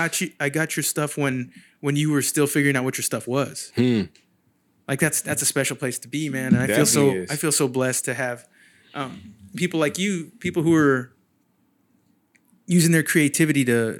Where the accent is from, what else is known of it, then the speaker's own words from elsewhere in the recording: San Jose, California, United States; moved away as an adult; now in Sacramento, United States; Yeah, I'm from San Jose originally.